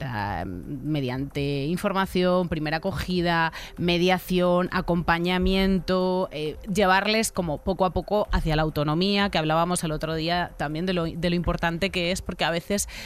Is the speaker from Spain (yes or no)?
yes; Spain; Así que yo soy español con asterisco, porque en la sociedad española todavía no hay conciencia de ser español y no ser blanco. No me preguntan de dónde soy, me preguntan que si soy español porque soy negro.